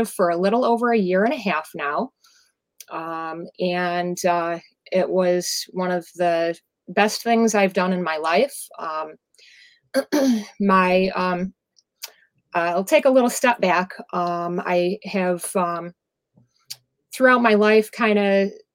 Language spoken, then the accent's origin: English; Ellicottville, New York, United States; I am from the Western New York area, south of Buffalo in Ski Town, Ellicottville, New York